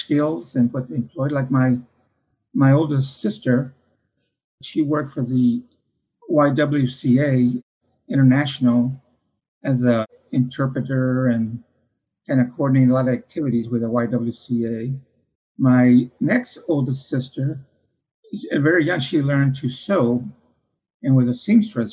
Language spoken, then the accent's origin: English; San Antonio, Texas, United States; also born or lived in New Braunfels, Texas; So when I was, I guess about 4 or 5, we moved from New Braunfels to San Antonio.